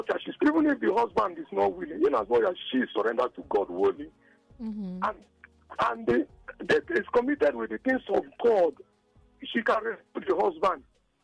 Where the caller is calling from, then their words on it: Iba, Lagos, Nigeria; I'm calling from Eba.